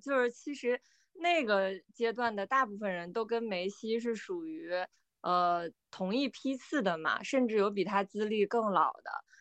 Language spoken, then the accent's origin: Chinese; China; 尤其是我们中国人对于这种第三世界的兄弟姐妹